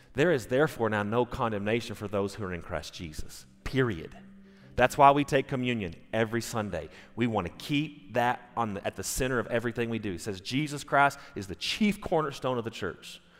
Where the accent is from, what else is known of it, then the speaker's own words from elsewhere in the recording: United States; I'm an American